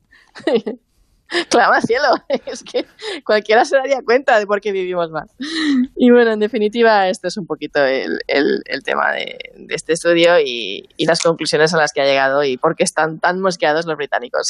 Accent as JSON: {"language": "Spanish", "country": "Spain"}